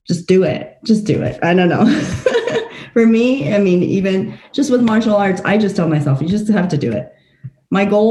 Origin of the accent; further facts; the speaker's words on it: Fort Collins, Colorado, United States; also born or lived in Taiwan / Nebraska; I was born in Taiwan. I lived there for the first 7 years of my life, and then moved to the U.S., actually to Fort Collins, when I was 7 years old. And I've been here since